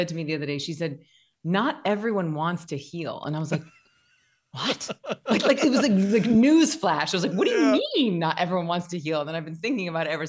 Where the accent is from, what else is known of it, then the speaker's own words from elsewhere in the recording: Tallahassee, Florida, United States; I'm basically from Floribama, and it was outrageously talented teachers and community. And I got to study voice and dance and acting since fourth grade. And then my high school in Tallahassee, Florida